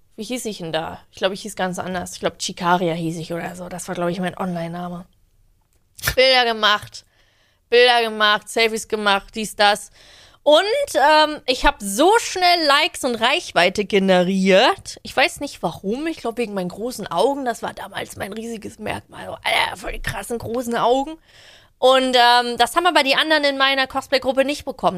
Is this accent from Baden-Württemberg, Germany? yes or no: no; Leipzig, Saxony, Germany; born or raised there; moved away as an adult; now in Berlin, Germany